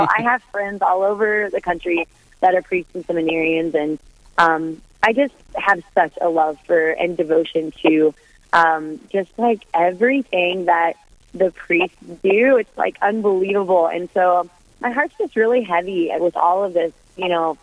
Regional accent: Atchison, Kansas, United States; I'm from Atchison, Kansas, so I'm down here in Atchison, and I live across the street from Benedictine College.

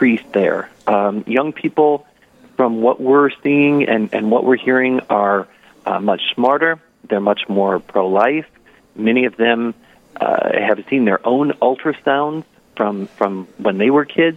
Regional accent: Paynesville, Minnesota, United States; I'm from Painesville, Minnesota, born and raised

